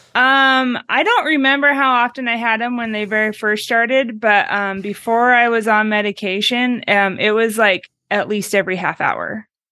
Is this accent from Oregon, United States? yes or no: yes; Oregon, United States; now in Meridian, United States; I'm from Oregon, but I live five, I grew up five miles from the Idaho border